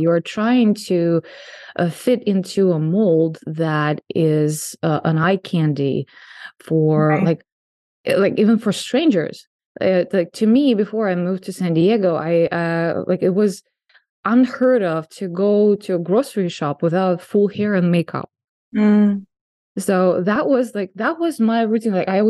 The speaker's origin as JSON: {"language": "English", "country": "Russia", "moved": "yes", "lives_now": "United States", "said": "I mean, I came from Russia, and I think in Russia, it's even like worse than here."}